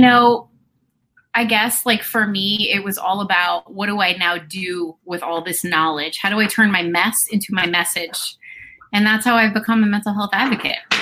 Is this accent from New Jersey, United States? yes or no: yes; New Jersey, United States; moved away as an adult; I am, you know, and after my divorce, I moved back to my hometown. So okay. I am living in my hometown where I grew up.